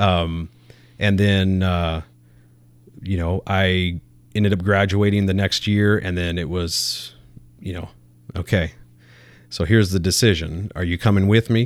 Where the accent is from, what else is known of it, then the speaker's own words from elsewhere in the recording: Bakersfield, California, United States; moved away; I was born and raised in Southern California.